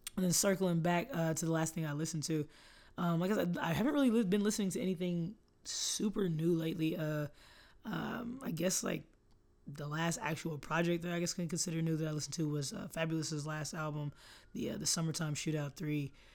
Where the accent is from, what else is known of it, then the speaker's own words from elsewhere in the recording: Austin, Texas, United States; I'm from here